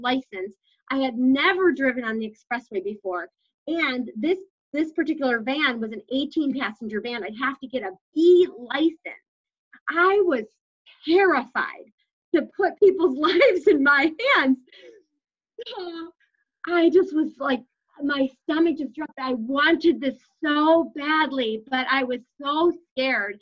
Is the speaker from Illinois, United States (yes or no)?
yes; Schaumburg, Illinois, United States; I grew up in Schaumburg area in Illinois